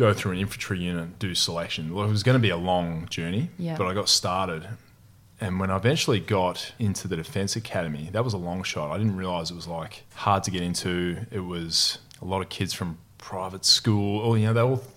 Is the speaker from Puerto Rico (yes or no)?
no; Perth, Western Australia, Australia; also born or lived in Newman, Australia; I spent most of my childhood in Perth, south of the river in a suburb there.